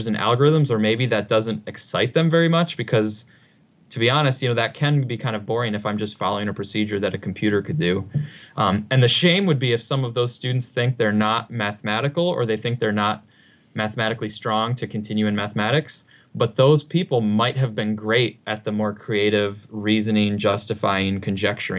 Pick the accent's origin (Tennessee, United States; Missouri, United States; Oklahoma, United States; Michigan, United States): Michigan, United States; Upper Peninsula of; I grew up in the Upper Peninsula of Michigan on a farm